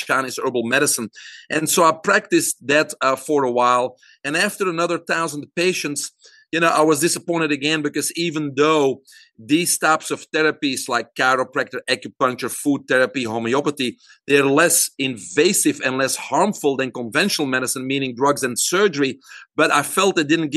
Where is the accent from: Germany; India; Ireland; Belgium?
Belgium; moved away as an adult; now in United States; I'm originally from Belgium. I grew up there, single mom and a brother, and went to university there